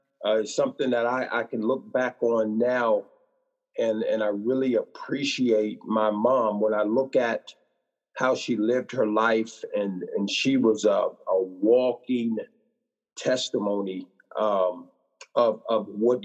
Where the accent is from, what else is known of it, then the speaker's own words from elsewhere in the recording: Midwest, United States; also born or lived in Illinois / Tennessee / Missouri; Well, man, I grew up, I just usually tell people I'm from the Midwest.